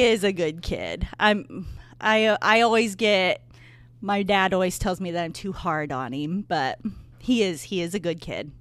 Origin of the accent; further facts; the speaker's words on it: Bourbon, Indiana, United States; also born or lived in Bloomington, Indiana; I am from Bourbon. I went to Triton High School